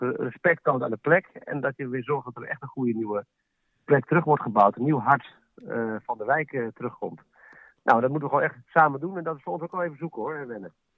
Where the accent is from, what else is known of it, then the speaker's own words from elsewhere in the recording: Leeuwarden, Friesland, Netherlands; En 41 jaar woon ik in Leeuwarden met een paar kleine tussenpozen